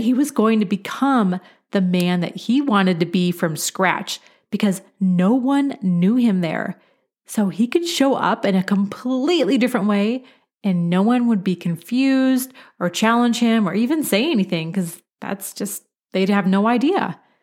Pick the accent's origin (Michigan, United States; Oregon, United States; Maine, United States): Oregon, United States; Beaverton; now in Colorado, United States; I am originally from Beaverton, Oregon. It's an incredible place to grow up.